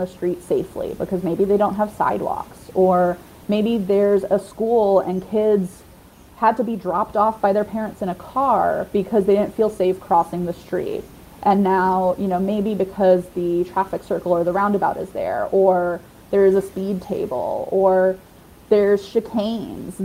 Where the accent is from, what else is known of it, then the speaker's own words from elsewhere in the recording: New York, United States; now in Savannah, United States; I grew up in New York